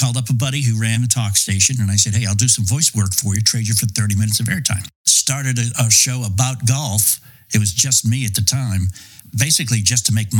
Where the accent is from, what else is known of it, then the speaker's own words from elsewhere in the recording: Boston, Massachusetts, United States; also born or lived in New York; I grew up in Boston and New York